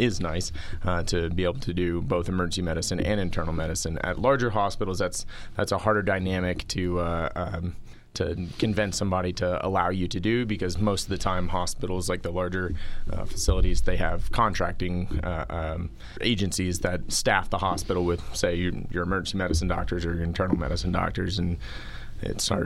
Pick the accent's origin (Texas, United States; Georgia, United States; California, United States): Texas, United States; Houston; I grew up in Houston, Texas